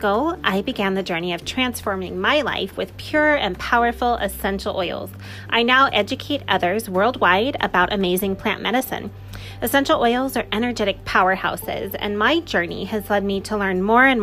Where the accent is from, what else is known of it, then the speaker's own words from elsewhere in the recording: Orange County, California, United States; We grew up in Orange County, California